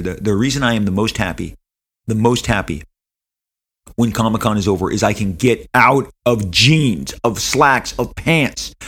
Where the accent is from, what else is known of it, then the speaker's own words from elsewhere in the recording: Los Angeles, California, United States; Matt and I are born and raised in Southern California. We are Angelinos